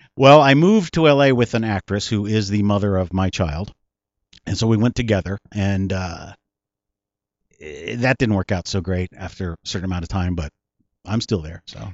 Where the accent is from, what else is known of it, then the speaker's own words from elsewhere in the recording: South San Francisco, California, United States; also born or lived in Pacifica / San Bruno; South San Francisco is where I grew up, but I was born in San Francisco